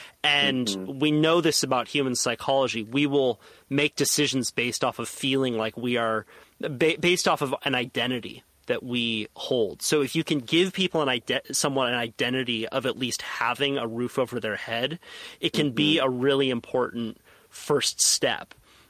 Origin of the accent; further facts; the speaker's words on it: Santa Cruz, California, United States; I was born and raised in Santa Cruz.